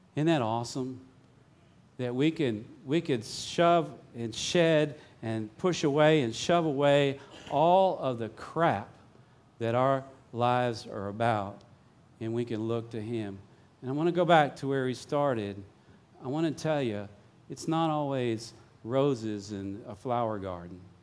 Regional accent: Vicksburg, Mississippi, United States; moved away; I grew up here in Vicksburg

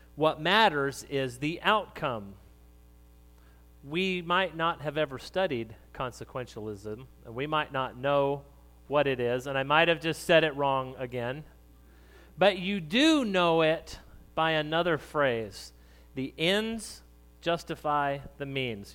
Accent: New Mexico, United States; moved away; I grew up in New Mexico

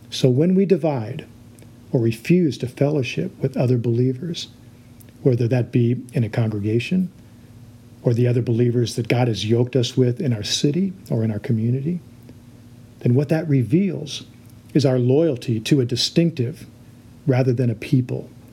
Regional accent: United States; we as American Christians

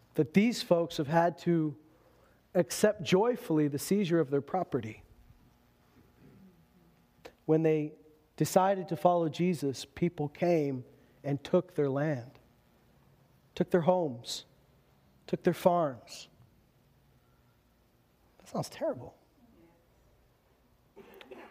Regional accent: Meadow Lake, Saskatchewan, Canada; also born or lived in Lloydminster / Alberta; I was born in Meadow Lake, Saskatchewan, lived in Loon Lake, lived in Lloydminster. I've never lived anywhere else but Saskatchewan and Alberta

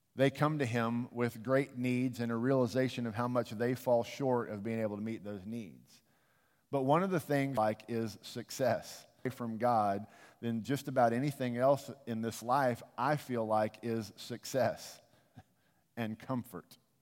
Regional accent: United States; I love my country

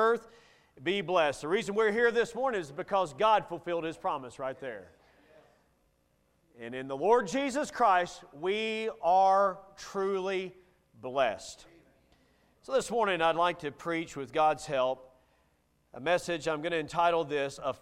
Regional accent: Bowling Green, Kentucky, United States; my hometown of Bowling Green, Kentucky

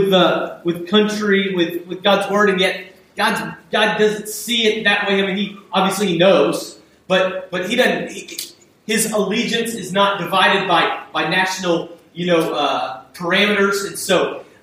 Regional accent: United States; as an American

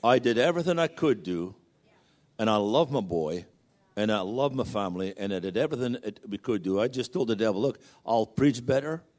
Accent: United Kingdom; moved away as an adult; now in Virginia Beach, United States; we're still British citizens

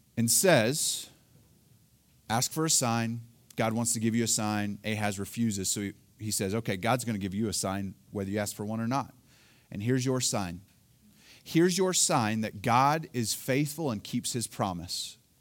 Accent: Oklahoma, United States; now in Colorado, United States; Elaine and I, we are both originally from Oklahoma

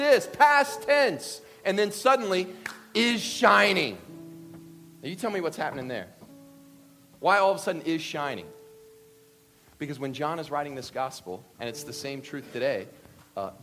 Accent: Kentucky, United States; I'm from Kentucky.

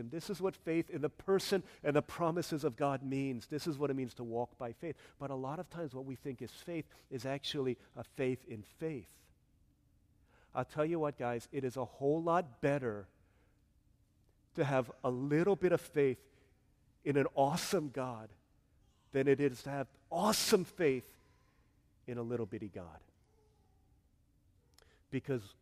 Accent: South Korea; I can't sing this song because I don't see it in my home country of Korea.

